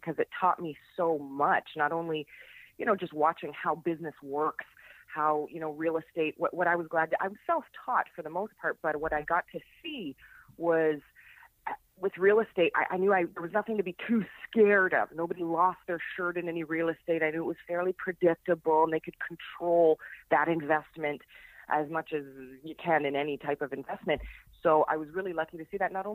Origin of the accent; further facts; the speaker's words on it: Niagara Falls, Ontario, Canada; I was born and raised in Niagara Falls, Canada. Lived there my entire life